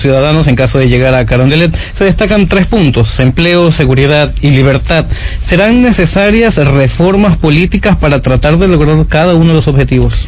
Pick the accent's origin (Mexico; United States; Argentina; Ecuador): Ecuador